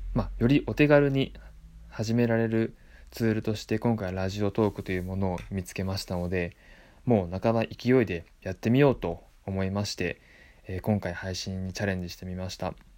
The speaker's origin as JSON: {"language": "Japanese", "region": "Tottori", "country": "Japan", "tie": "born or raised there", "also_born_or_lived": "Osaka / Tokyo", "moved": "as an adult", "said": "鳥取県出身です"}